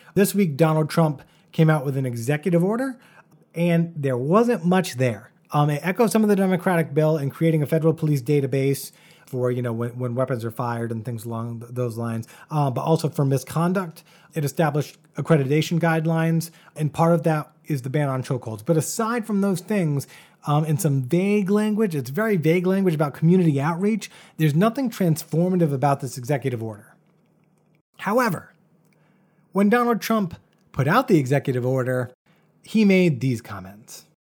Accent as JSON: {"language": "English", "town": "Bristol", "region": "Rhode Island", "country": "United States", "tie": "born or raised there", "said": "My hometown of Bristol, Rhode Island"}